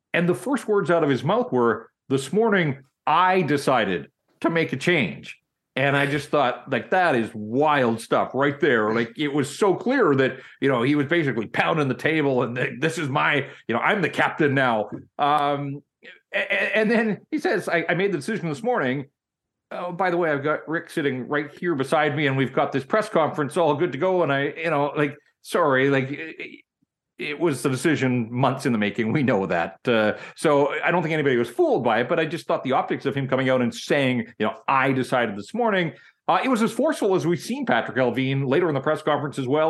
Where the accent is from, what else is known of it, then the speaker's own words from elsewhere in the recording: Vancouver, British Columbia, Canada; also born or lived in Kamloops; born and raised in Vancouver, and really outside of six years that I lived and worked in Kamloops